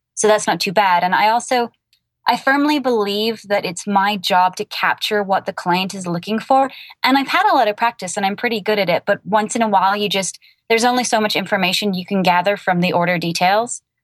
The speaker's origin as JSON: {"language": "English", "region": "England", "country": "United Kingdom", "moved": "yes", "lives_now": "United States", "said": "I'm originally from England and I live in America"}